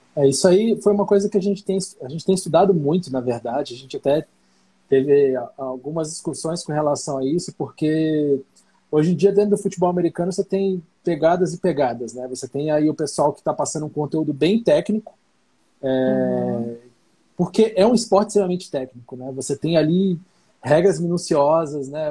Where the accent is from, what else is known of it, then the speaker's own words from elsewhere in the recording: Brasília, Federal District, Brazil; Como a gente é de Brasília